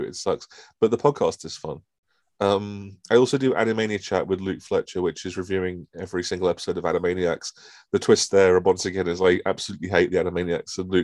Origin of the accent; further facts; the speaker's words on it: United Kingdom; I'm British